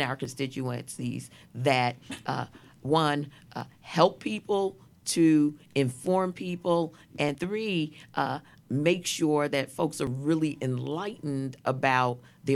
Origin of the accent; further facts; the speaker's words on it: New York City, New York, United States; I was born in Brooklyn Jewish Hospital.